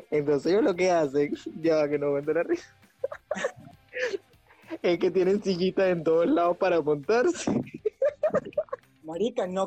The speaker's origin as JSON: {"language": "Spanish", "town": "Barquisimeto", "region": "Lara", "country": "Venezuela", "said": "Yo, yo soy de Barquisimeto. Y en Barquisimeto, hay una zona del centro donde venden como muebles y todo el asunto."}